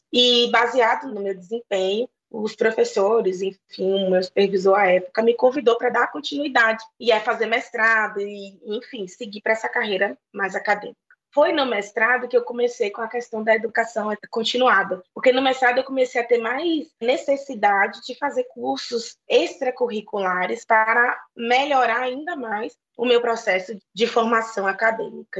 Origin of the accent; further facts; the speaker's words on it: Bahia, Brazil; na Bahia, de onde eu venho, existe uma unidade da Fiocruz